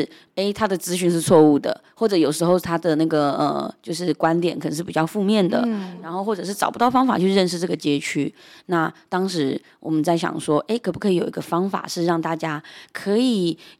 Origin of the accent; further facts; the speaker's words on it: Zhonghe, New Taipei, Taiwan; 一刚开始的起心动念，大概是因为从小我在这一条所谓的缅甸街长大，就是它位于新北市的中和区华新街